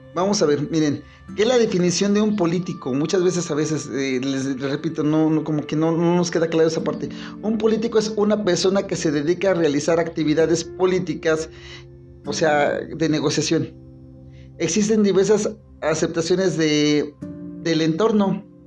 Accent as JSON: {"language": "Spanish", "region": "Mexico City", "country": "Mexico", "said": "ya somos Ciudad de México"}